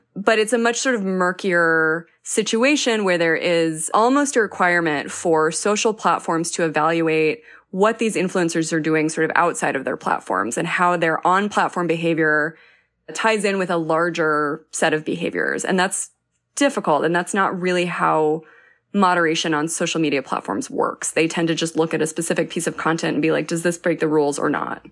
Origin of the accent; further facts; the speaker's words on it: New Mexico, United States; I'm from New Mexico